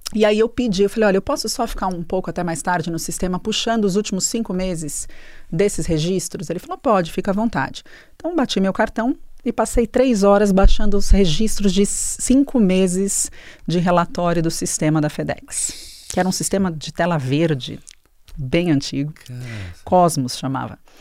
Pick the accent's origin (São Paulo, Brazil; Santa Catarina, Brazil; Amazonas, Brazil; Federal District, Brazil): São Paulo, Brazil; nasci em São Paulo